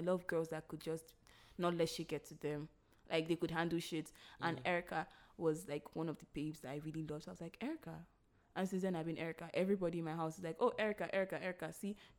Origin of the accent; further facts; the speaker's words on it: Delta, Nigeria; English is a second language; I'm from Delta and I'm Ijo